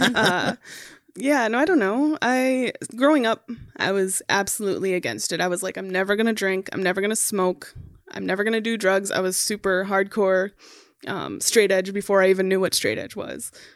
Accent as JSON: {"language": "English", "town": "Minneapolis", "region": "Minnesota", "country": "United States", "tie": "born or raised there", "also_born_or_lived": "Becker, Minnesota", "said": "I grew up in Minneapolis, um, for the first twelve years of my life, and then we moved to Becker in two thousand"}